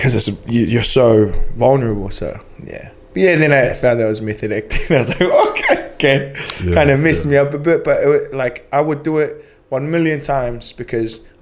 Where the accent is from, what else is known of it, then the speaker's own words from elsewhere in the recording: New Zealand; accent: New Zealander; I forgot how to speak New Zealander.